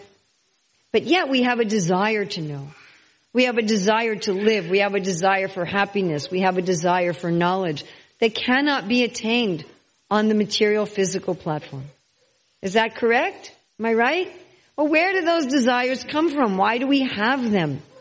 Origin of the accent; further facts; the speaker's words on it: New York City, New York, United States; I was born in New York City, and I think, I'm a New Yorker